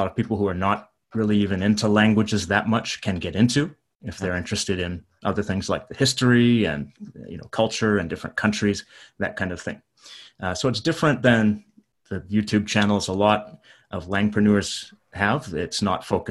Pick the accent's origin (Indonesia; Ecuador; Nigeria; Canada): Canada; moved away as an adult; now in Japan; I'm from Canada